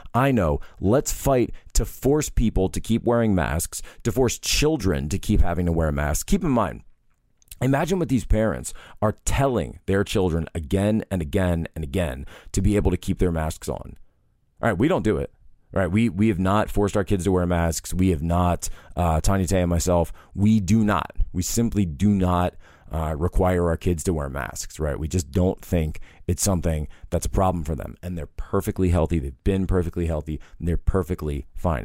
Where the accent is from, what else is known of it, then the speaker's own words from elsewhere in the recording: Philadelphia area, Pennsylvania, United States; we're both actually from the Philadelphia area